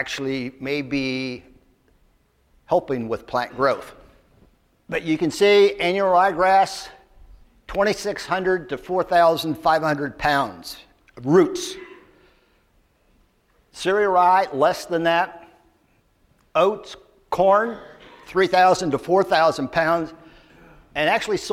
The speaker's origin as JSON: {"language": "English", "town": "Lafayette", "region": "Indiana", "country": "United States", "said": "I'm from Lafayette, Indiana"}